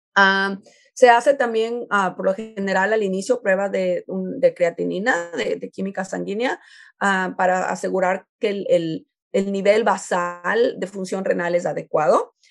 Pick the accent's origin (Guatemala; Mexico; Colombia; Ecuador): Ecuador; now in United States; yo soy de Ecuador